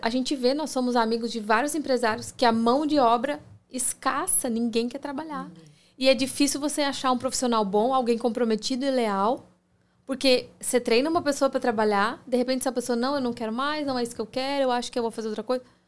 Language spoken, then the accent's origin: Portuguese; Brazil; now in United States; a gente, como brasileiro